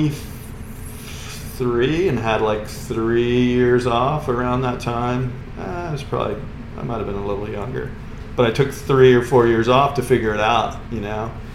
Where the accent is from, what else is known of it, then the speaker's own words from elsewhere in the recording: Merritt Island, Florida, United States; also born or lived in Cocoa Beach; I grew up in Merritt Island and basically Cocoa Beach, Merritt Island area